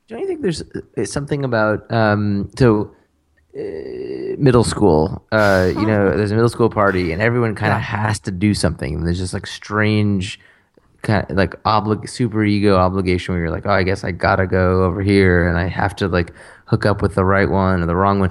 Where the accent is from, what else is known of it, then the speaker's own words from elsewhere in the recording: United States; fond of being American